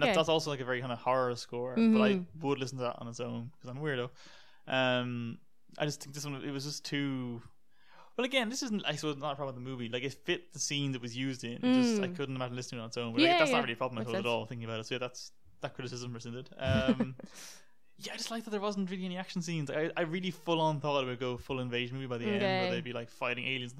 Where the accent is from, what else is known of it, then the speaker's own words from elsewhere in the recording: United States; Us Americans